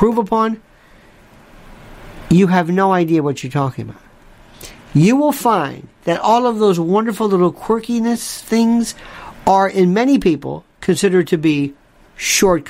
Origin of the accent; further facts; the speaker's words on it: Florida, United States; moved away; I'm from Florida